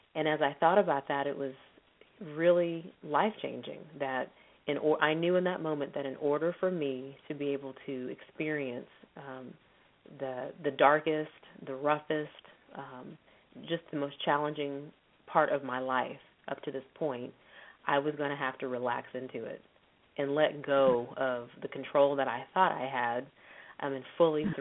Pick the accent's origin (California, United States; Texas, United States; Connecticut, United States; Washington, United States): Texas, United States; moved away as an adult; now in Los Angeles, United States; I'm originally from Texas